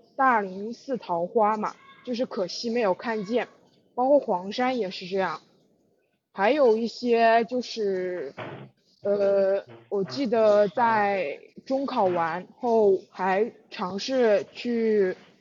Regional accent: Jingdezhen, Jiangxi, China; 江西景德镇的

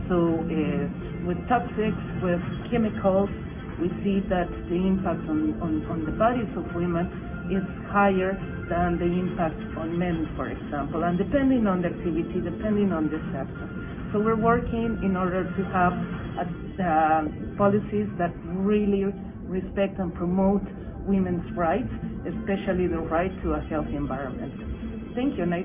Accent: Bolivia; I am from Bolivia

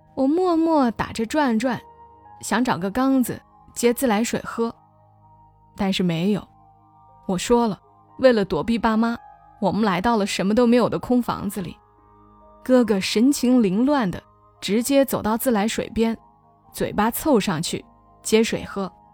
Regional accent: Hunan, China; 身为湖南人

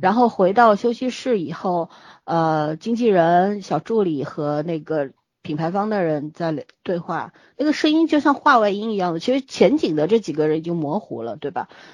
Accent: Shanghai, China; 作为一个上海人，对上海的地铁还是比较熟悉的

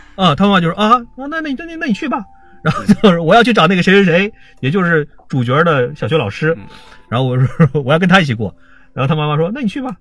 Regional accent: China; 我们中国人

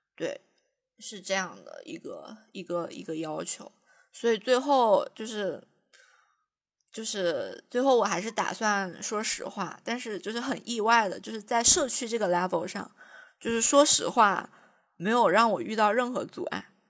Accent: Jiangxi, China; 我是江西人

